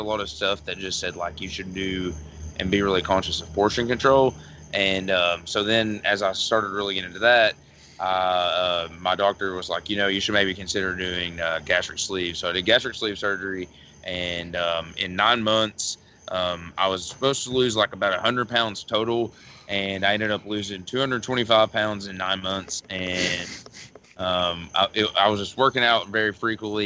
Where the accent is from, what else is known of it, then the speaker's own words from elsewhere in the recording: West Liberty, Kentucky, United States; I am from West Liberty, Kentucky